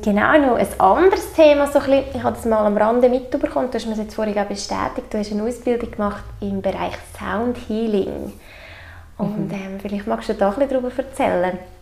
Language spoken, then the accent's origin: German; Obwalden, Switzerland; wir haben hier zu Obwalden in unserem kleinen Kanton einfach auch so eine, eine gute Energie wie gespeichert. Es ist halt einfach unsere Heimat